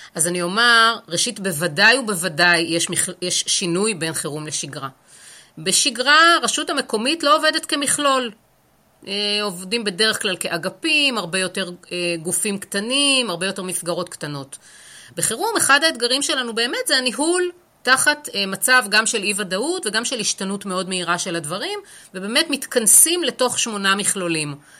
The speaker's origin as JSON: {"language": "Hebrew", "town": "Haifa", "region": "Haifa District", "country": "Israel", "said": "אני חיפאית, אה, גאה אפשר לומר אפילו"}